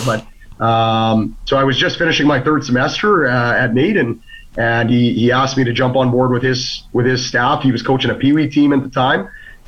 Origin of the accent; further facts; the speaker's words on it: Edmonton, Alberta, Canada; also born or lived in Fort McMurray; I'm actually Edmonton boy, north side. Played all my hockey through the Maple Leaf Athletic Program, but... Yeah, born and raised on the north side